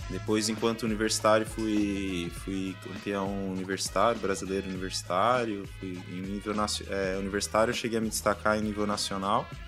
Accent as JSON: {"language": "Portuguese", "town": "Florianópolis", "region": "Santa Catarina", "country": "Brazil", "tie": "born or raised there", "also_born_or_lived": "São Paulo", "said": "mas me criei aqui em Florianópolis, com 5 anos de idade."}